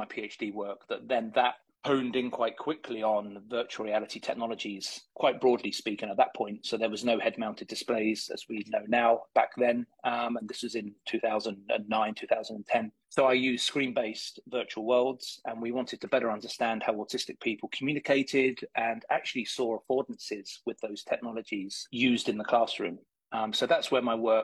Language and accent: English; United Kingdom; moved away as an adult; also born or lived in Leeds, England / Dublin, Ireland; now in Florida, United States; I come from England. I went to school on the outskirts of London there